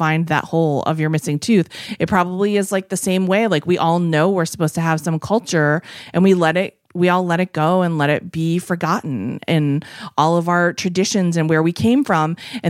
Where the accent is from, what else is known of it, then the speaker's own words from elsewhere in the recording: United States; is because we all let our own cultures go because we're American.